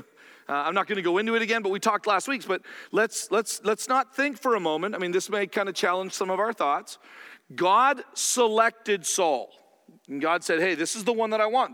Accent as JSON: {"language": "English", "country": "Canada", "said": "I'm Canadian"}